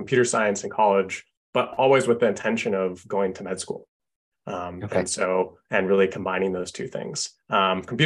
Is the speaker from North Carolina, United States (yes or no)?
no; Seattle, Washington, United States; I grew up in Seattle